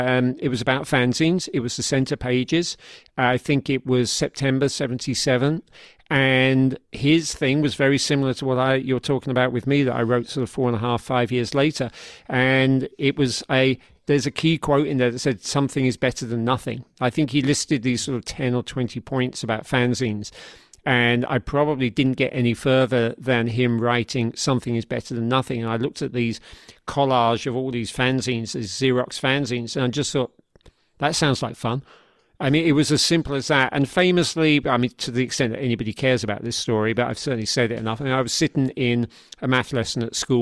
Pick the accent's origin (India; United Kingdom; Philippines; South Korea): United Kingdom; Yeah, well, one thing to say to that is that we grew up quicker in Britain than in America. By several years, we were all leaving school at 16.